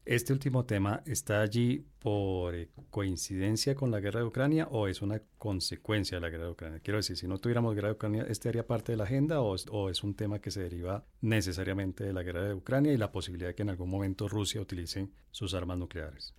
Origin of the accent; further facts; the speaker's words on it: Colombia; como colombianos